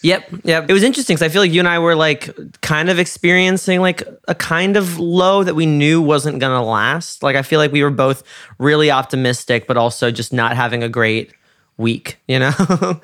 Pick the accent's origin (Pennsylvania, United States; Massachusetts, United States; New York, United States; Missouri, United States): New York, United States; moved away; I'm from New York